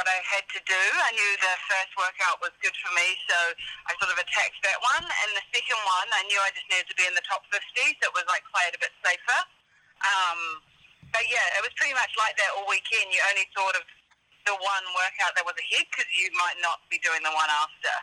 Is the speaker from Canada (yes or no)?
no; New Zealand; moved away; I grew up in New Zealand